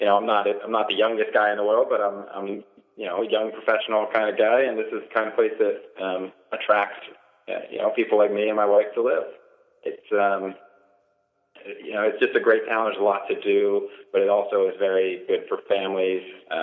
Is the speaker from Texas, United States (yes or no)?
no; Carlisle, Pennsylvania, United States; also born or lived in United Kingdom; I was born in Carlisle Hospital, lived in Carlisle, went to Carlisle High School until I was 18 and moved away. I went to college just about 2 hours from here, and then lived in the UK for about 6 years